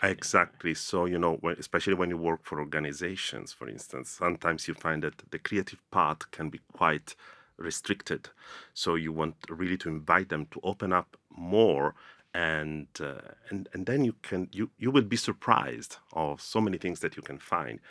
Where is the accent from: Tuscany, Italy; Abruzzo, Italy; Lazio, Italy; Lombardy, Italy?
Lazio, Italy; Rome; moved away as an adult; now in London, United Kingdom; growing up in Rome was great